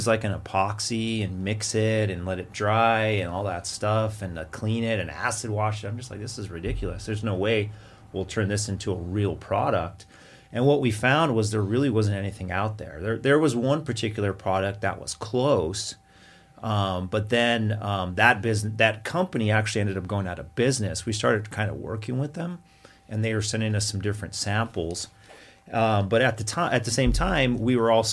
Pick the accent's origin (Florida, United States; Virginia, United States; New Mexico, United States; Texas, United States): New Mexico, United States; Santa Fe; moved away; We grew up in New Mexico around the Santa Fe area.